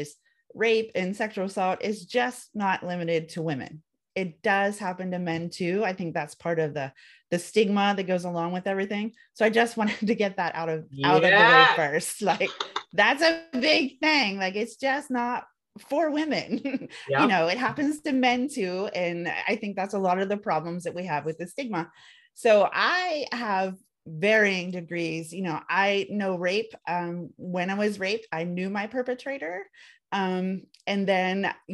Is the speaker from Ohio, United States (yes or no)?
yes; Reynoldsburg, Ohio, United States; I am from Reynoldsburg, Ohio in the United States